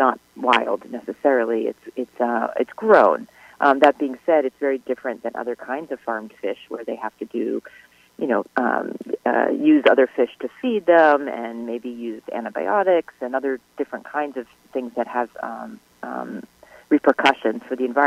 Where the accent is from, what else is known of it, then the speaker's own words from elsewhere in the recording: New York, United States; I grew up in New York